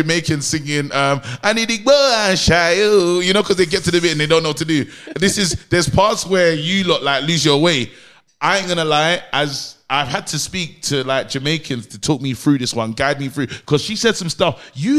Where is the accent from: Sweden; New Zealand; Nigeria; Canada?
Nigeria; as a Nigerian